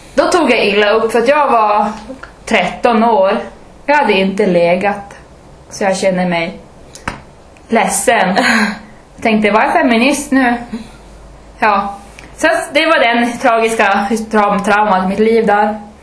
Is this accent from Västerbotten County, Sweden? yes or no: yes; Umeå, Västerbotten County, Sweden; also born or lived in Malmö; jag är också från Umeå. Jag är från Ersboda